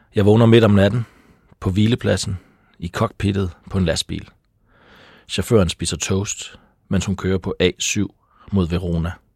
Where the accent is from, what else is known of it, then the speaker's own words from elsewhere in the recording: Taulov, between Kolding and Fredericia, Southern Denmark, Denmark; also born or lived in North Jutland / Copenhagen / Aarhus; now in Sorø, Denmark; Men jeg er fra Tavler mellem Kolding og Fredericia